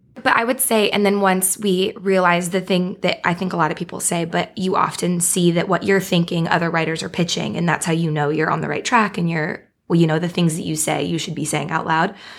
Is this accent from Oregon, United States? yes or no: yes; Beaverton, Oregon, United States; moved away as an adult; now in Los Angeles, United States; I'm from a town outside of Portland, Oregon. It's called Beaverton.